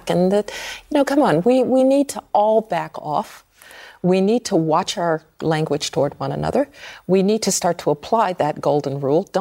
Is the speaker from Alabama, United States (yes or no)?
yes; Birmingham, Alabama, United States; I grew up in Birmingham, Alabama. I know and understand uh, language of that kind.